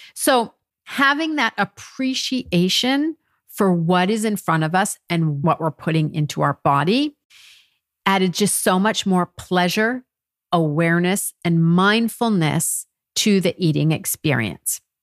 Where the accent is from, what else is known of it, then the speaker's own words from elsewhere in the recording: United States; moved away as an adult; now in France; I'm American and I've married to a Frenchman